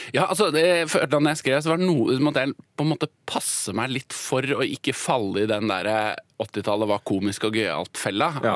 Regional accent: Oslo, Norway; så vokste jeg opp på, uh, i et Obos-borettslag på Oslo vest.

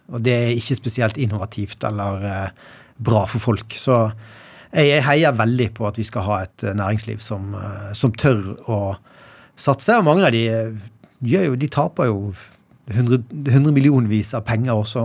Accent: Bergen, Vestland, Norway; also born or lived in Arna / Sandviken / Danmarksplass; Jeg vokste mest opp eller jeg vokste opp i Åsane den tiden som har betydd mest for meg

